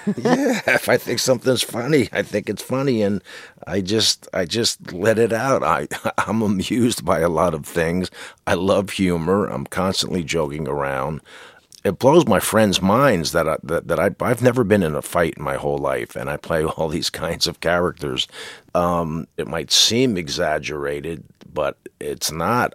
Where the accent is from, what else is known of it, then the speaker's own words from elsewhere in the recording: New Jersey, United States; I'm a jock from New Jersey